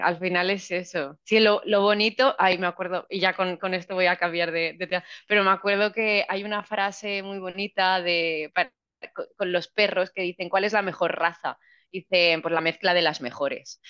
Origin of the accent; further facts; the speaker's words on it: Region of Murcia, Spain; also born or lived in France; soy de Murcia